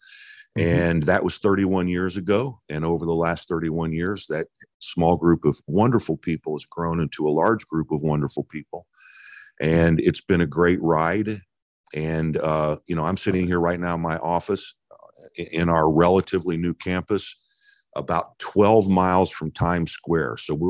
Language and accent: English; Midwest, United States; So my wife, Sharon, and I were raised in the Midwest